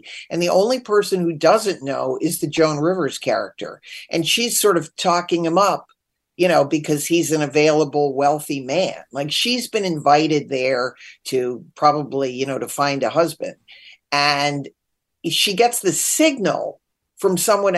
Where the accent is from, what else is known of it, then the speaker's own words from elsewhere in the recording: Connecticut, United States; growing up in Connecticut